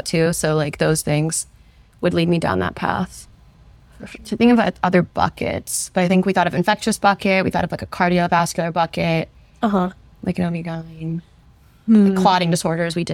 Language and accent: English; Omaha, Nebraska, United States; moved away as an adult; also born or lived in St. Louis, Missouri; now in Chicago, United States; I am from the Omaha, Nebraska area. That's where I grew up.